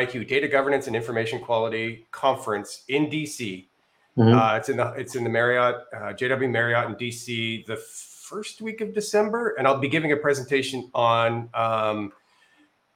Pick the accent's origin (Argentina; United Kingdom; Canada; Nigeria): Canada; moved away; also born or lived in Northern Virginia / Austin, Texas; I'm Canadian. I've spent my 25 years in Canada